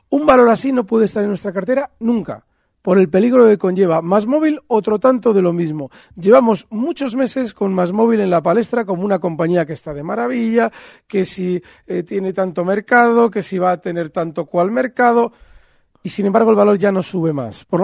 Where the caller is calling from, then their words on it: Logroño, La Rioja, Spain; Buenos días, soy Jorge de Logroño. Mi pregunta es para Alberto Iturralde.